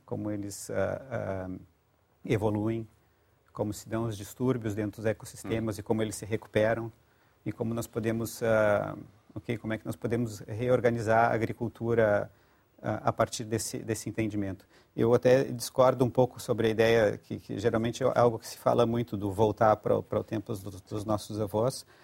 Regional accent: Rio Grande do Sul, Brazil; moved away as an adult; now in Portugal; Rio Grande do Sul. Uhum. Mas já estou em Portugal há 20 anos

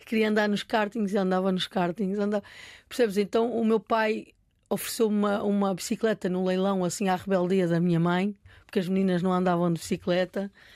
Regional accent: Portugal; Eu sou portuguesa

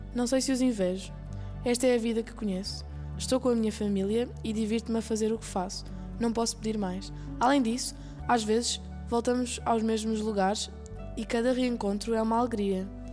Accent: Lisbon, Portugal; Eu nasci em Lisboa.

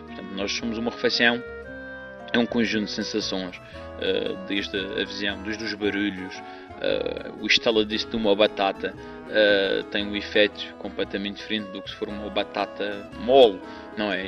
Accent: Madeira, Portugal; sou madeirense

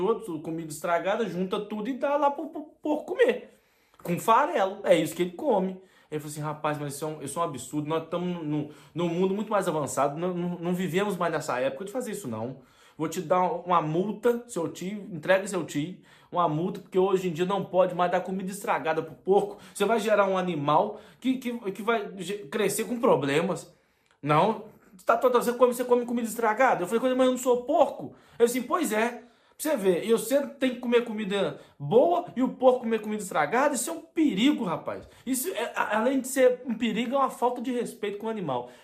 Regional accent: Brazil; moved away; minha infância, do início da minha adolescência lá no Brasil

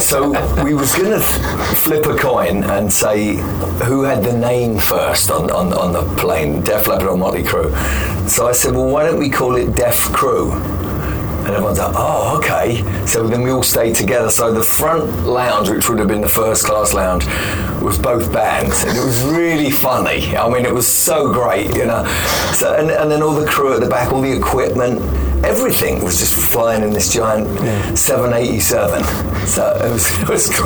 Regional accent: London, United Kingdom; I'm from London

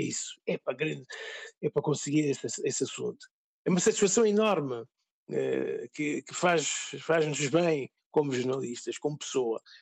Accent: São Tomé & Príncipe; moved away as an adult; now in Portugal; Essa foi a razão fundamental pela qual saí do país

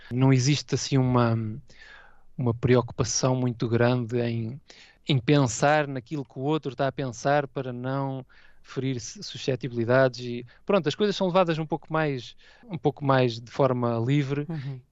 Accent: Portugal; moved away as an adult; now in Hayama, Japan; A minha origem é Portugal, tenho os meus os meus valores portugueses aqui intactos

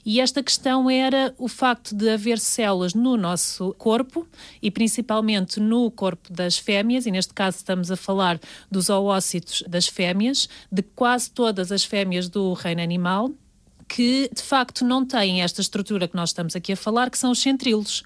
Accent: Lourinhã, Lisbon, Portugal; moved away as an adult; also born or lived in Porto; Eu sou da Lornhã

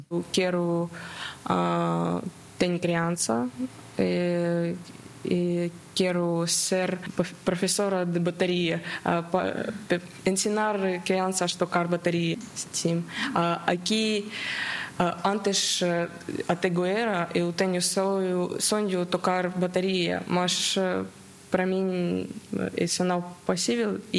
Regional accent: Mariupol, Donetsk Oblast, Ukraine; Portuguese is a second language; moved away as an adult; now in Azores, Portugal; Sou ucraniana, cidade de Mariupol. Eu tenho 23 anos. Eu, eu moro aqui há ah, um ano e três meses.

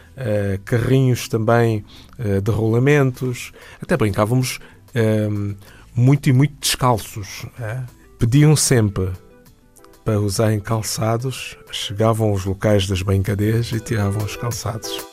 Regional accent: São Tomé, São Tomé & Príncipe; venho de São Tomé e nasci nas Ilhas Maravilhosas há mais de 50 anos

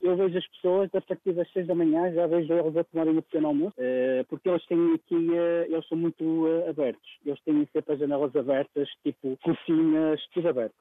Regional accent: Porto, Norte, Portugal; now in Netherlands; Porto. Porto. Eu, eu nasci no Santo António, no Santo António e vivi a minha infância uh, perto da Ribeira

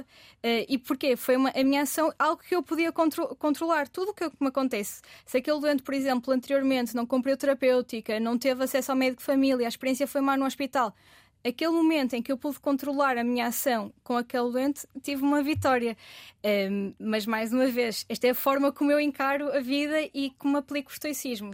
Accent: Vila do Conde, Norte, Portugal; eu, que sou de Vila de Conde

